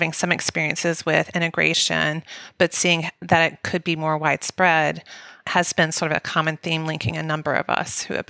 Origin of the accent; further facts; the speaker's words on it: the South, United States; because of our experiences growing up in the South